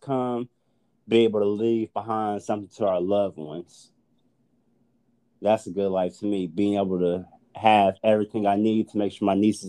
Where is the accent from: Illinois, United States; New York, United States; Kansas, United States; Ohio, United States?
Kansas, United States; Wichita; moved away as an adult; now in Houston, United States; Home to me is Houston now. Like, you know, I'm born and raised in Wichita.